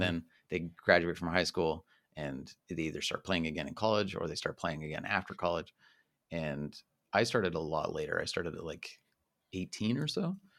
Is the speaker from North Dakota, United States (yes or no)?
no; Utah, United States; moved away as an adult; also born or lived in Illinois / Southern Germany; now in Germany; I was uh, born and raised in Utah